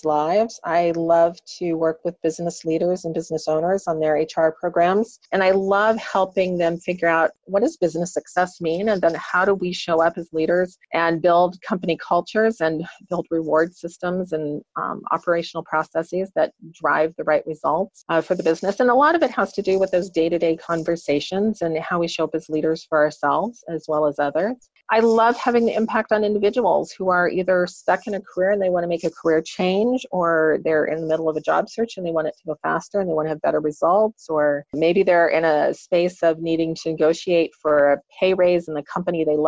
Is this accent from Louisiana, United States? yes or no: no; Kansas, United States; I grew up in Kansas here in the U.S. I grew up on a farm